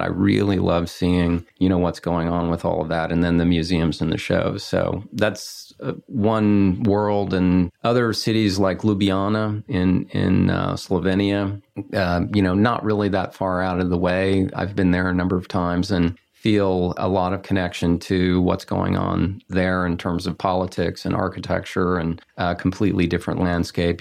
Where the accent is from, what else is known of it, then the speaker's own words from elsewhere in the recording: Texas, United States; now in Los Angeles, United States; growing up in Texas, landlocked and in the nineteen sixties